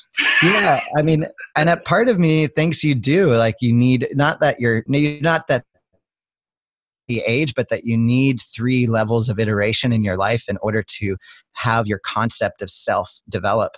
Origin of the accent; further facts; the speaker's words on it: Cape Cod, outside of Boston, New England, Massachusetts, United States; I grew up as young in New England, where I grew up outside of Boston on Cape Cod